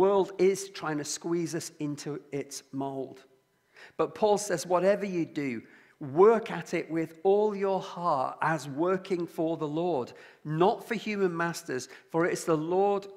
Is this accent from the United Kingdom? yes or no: yes; Lancashire, North West England, United Kingdom; also born or lived in Liverpool; I come from Lancashire and my family is from Liverpool.